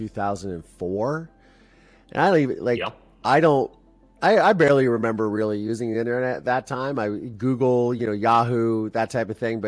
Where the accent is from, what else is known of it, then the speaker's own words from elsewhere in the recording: Ohio, United States; I'm from Ohio